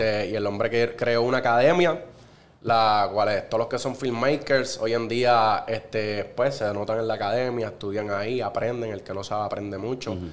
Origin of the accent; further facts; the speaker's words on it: Cagua, Aragua, Venezuela; soy nacido y criado en Cagua